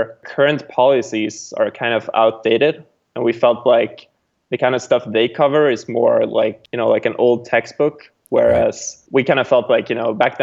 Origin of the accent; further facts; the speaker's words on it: Sweden; now in California, United States; I'm originally from Sweden, but now living in California